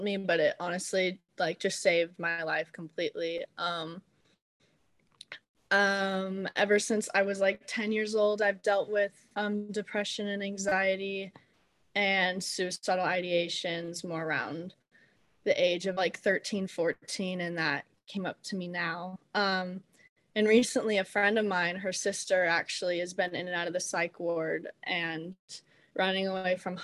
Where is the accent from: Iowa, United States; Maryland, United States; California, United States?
California, United States; Long Beach; I'm from Long Beach, California